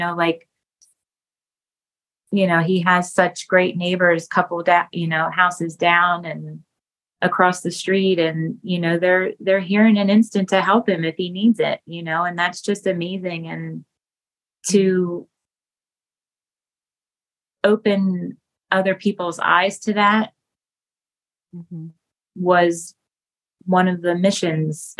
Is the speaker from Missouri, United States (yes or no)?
no; Pennsburg, Pennsylvania, United States; I was born and raised in Pennsburg